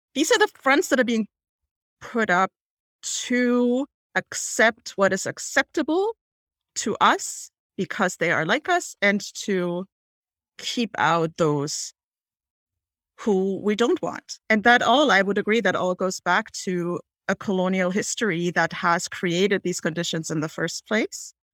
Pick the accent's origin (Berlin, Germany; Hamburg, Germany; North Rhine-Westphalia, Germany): Hamburg, Germany; moved away; I am from Hamburg, which is Germany's second largest city.